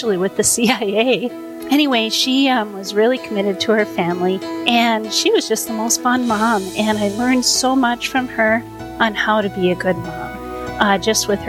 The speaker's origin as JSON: {"language": "English", "region": "East Coast", "country": "United States", "tie": "born or raised there", "moved": "yes", "said": "I grew up on the East Coast"}